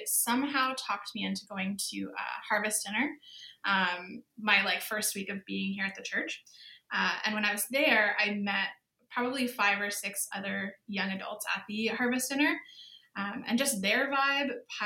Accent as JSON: {"language": "English", "town": "Campden", "region": "Ontario", "country": "Canada", "tie": "born or raised there", "lives_now": "St. Catharines, Canada", "said": "I grew up in a tiny little town called Camden."}